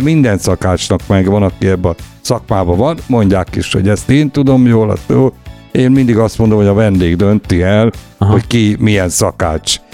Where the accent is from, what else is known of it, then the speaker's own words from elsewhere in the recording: Gyoma, Békés, Hungary; moved away; also born or lived in Lake Balaton / Balatonfüred / Gyula; visszakerültem, ahol születtem, Gyomára